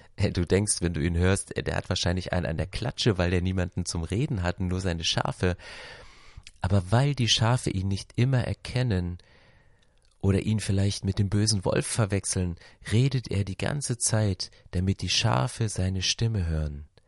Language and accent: German; Berlin, Germany; Ich komme aus Berlin